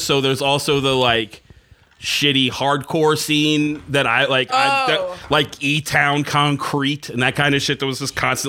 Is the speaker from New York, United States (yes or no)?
yes; Kingston, New York, United States; also born or lived in New Paltz; I went to Kingston High School.